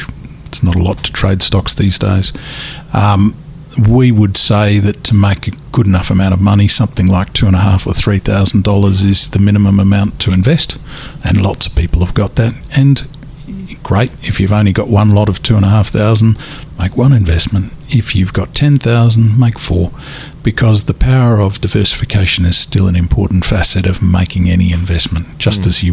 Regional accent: Adelaide, South Australia, Australia; When I was a youngster growing up in Adelaide

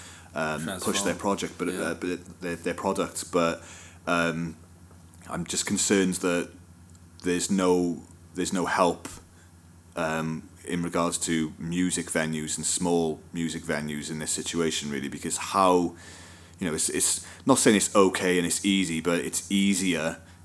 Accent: Wales, United Kingdom; we're Welsh and we come from the fucking land of song and music's part of our culture. as Welsh people

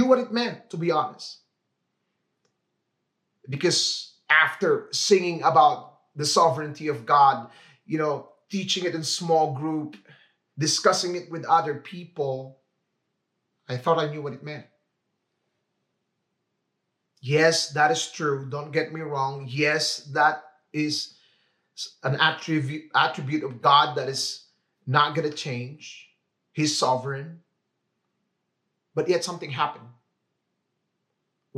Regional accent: Philippines; moved away as an adult; now in Vancouver, Canada; I grew up in the Philippines

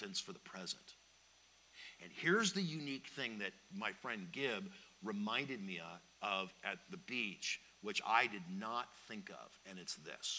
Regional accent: Palos Verdes, California, United States; I'm from Palos Verdes

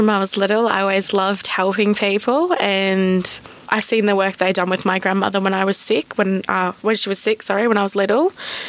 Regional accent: Murgon, Cherbourg, Queensland, Australia; My family originally from Bibinda, from the rainforest, but I grew up in Mergen Sherberg on Waka Waka country

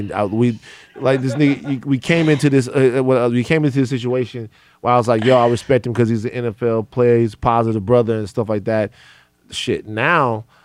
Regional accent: Louisiana, United States; growing up in Louisiana

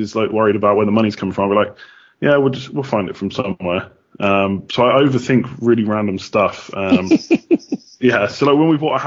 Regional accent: England, United Kingdom; moved away as an adult; now in Galway, Ireland; I'm not Irish, as you might be able to tell. I'm from England originally, but I moved over several years ago

